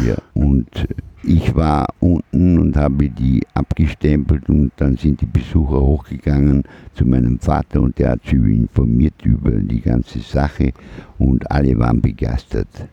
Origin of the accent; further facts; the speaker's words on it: Vorarlberg, Austria; also born or lived in Lauterach; now in Vienna, Austria; wir sind ja aus Vorarlberg ursprünglich.